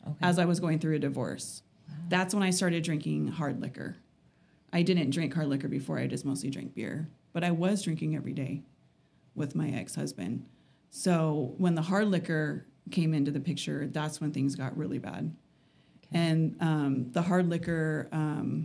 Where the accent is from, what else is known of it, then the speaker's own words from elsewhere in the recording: California, United States; moved away as an adult; now in Utah, United States; I'm originally from California. I just moved out to Utah about 2.5 years ago with my ex.